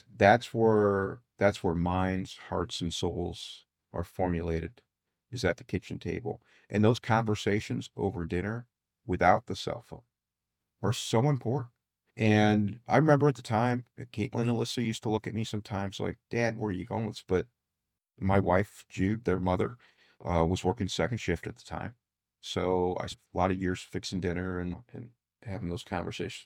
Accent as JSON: {"language": "English", "town": "Fort Wayne", "region": "Indiana", "country": "United States", "tie": "born or raised there", "said": "I grew up in Southeast Fort Wayne, and we had a four four seven phone number."}